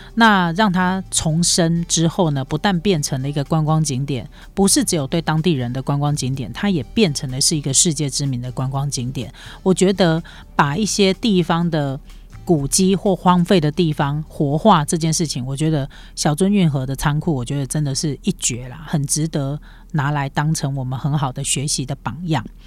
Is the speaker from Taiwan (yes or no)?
yes; Taiwan; 我们台湾人